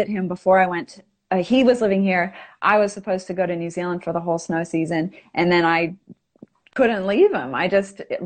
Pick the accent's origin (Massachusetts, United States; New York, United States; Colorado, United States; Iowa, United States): Colorado, United States; Breckenridge; moved away as an adult; now in Australia; I am originally from Breckenridge, Colorado